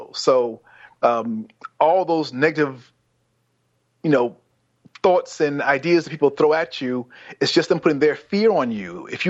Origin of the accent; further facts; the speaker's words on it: South Carolina, United States; also born or lived in New York City; Well, I was born in New York City, and my parents moved to South Carolina when I was 7, 8. So between that time, it was South Carolina and New York.